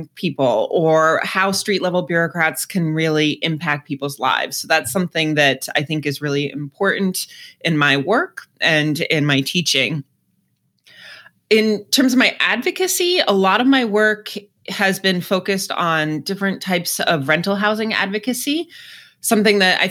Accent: outside of Boston, Massachusetts, United States; moved away as an adult; also born or lived in Washington, District of Columbia, United States; now in Northeast Ohio, United States; I grew up outside of Boston, but spent most of my adult life in DC before I came here to Northeast Ohio about 7 years ago

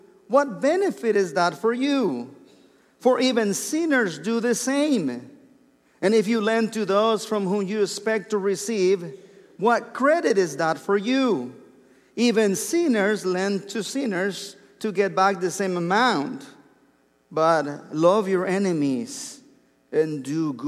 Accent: Mexico; English is a second language; moved away as an adult; I was born and raised in Mexico, and I didn't learn English until I was 23 years old.

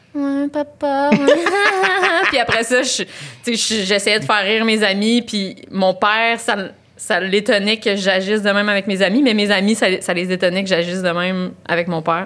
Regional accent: Laval, Quebec, Canada; je viens de Laval

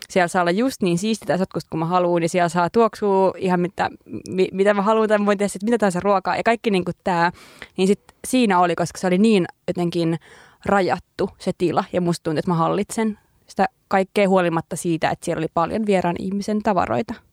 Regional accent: Central Finland, Finland; no mä usein sanon, että Keski-Suomesta

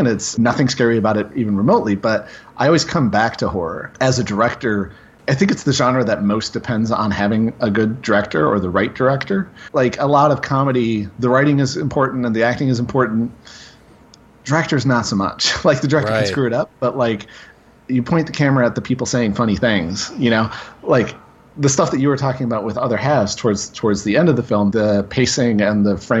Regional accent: Grand Rapids, Michigan, United States; it was made in Grand Rapids, Michigan," which is where I'm from.

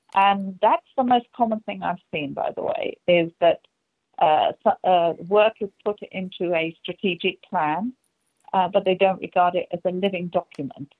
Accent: England, United Kingdom; moved away; you can hear from the accent, uh, I'm from England

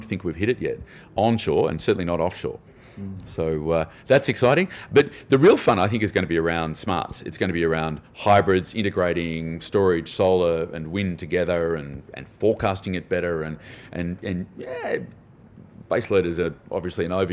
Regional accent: Australia; as an Australian

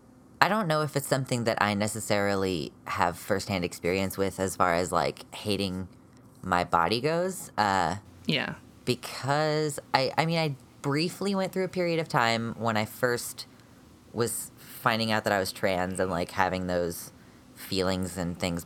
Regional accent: United States; I am a transmasculine genderqueer American.

